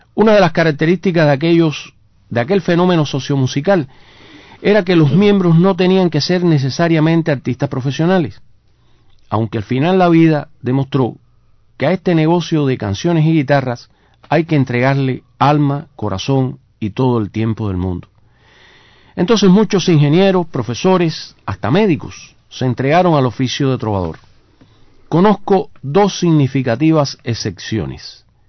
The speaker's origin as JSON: {"language": "Spanish", "country": "Cuba", "said": "los cubanos reconocemos"}